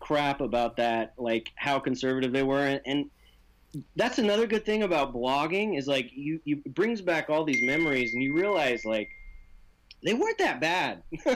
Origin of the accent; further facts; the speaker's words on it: southeast Idaho, United States; I grew up in I call it Mormonville, USA. it's southeast Idaho, and it's land of the Mormons.